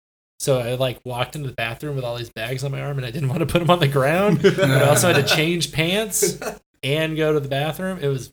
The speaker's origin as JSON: {"language": "English", "region": "Southern California", "country": "United States", "said": "I'm from Southern California."}